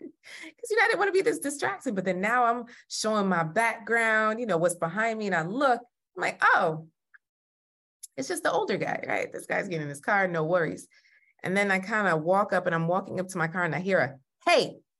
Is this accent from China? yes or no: no; Jamaica